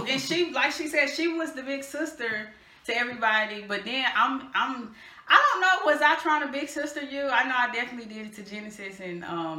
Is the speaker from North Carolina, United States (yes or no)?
yes; North Carolina, United States; I grew up in North Carolina.